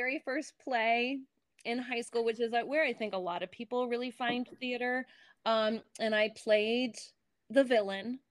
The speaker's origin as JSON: {"language": "English", "town": "Bethlehem", "region": "Pennsylvania", "country": "United States", "tie": "born or raised there", "moved": "yes", "said": "I grew up in Bethlehem, Pennsylvania"}